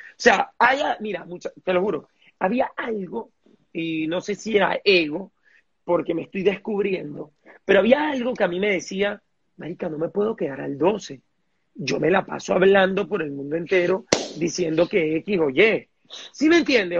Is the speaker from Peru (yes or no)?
no; Venezuela; todos los venezolanos tenemos, somos brillantes